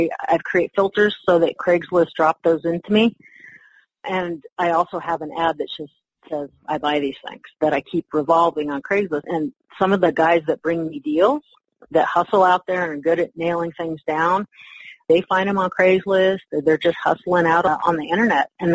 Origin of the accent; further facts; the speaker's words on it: Carson City, Nevada, United States; my hometown of Carson City, Nevada